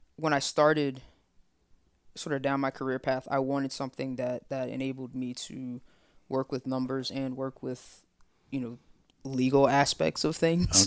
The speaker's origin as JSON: {"language": "English", "town": "Tuscaloosa", "region": "Alabama", "country": "United States", "said": "I'm from Tuscaloosa"}